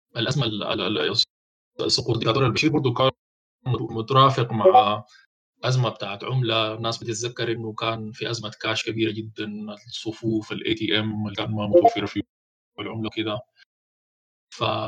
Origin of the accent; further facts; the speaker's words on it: Sudan; البنك المركزي عندنا في السودان